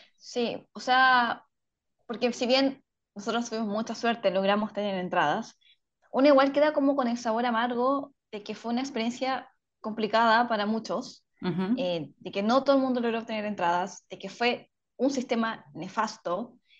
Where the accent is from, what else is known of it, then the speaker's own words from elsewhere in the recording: Chile; nuestro país